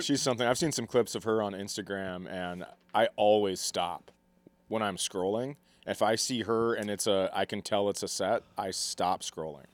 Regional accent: Fergus Falls, Minnesota, United States; I grew up in Fergus

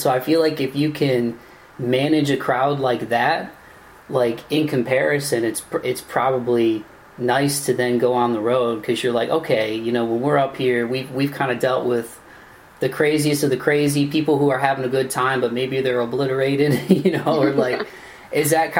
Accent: Toledo, Ohio, United States; accent: Midwest; It's my hometown.

